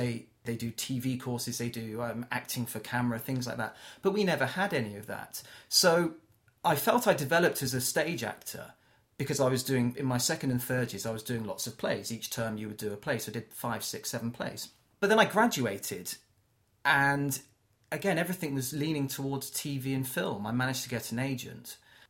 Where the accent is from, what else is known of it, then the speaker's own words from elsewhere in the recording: South West England, United Kingdom; accent: Cornish; Or I was very Cornish at the time. I've lost my accent a little bit.